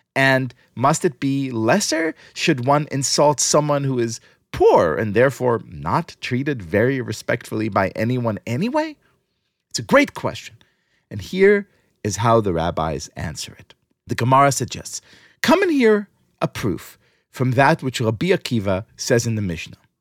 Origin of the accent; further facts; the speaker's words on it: New York City, New York, United States; here in my hometown, New York City